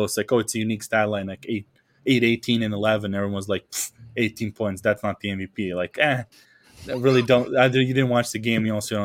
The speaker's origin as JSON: {"language": "English", "country": "Serbia", "first_language": "Serbian", "second_language": "English", "moved": "as an adult", "said": "when there was like no one here from Serbia, like I just switched over to English and it was super easy. The freshman year, when I had someone from home here, it was like my accent was thicker."}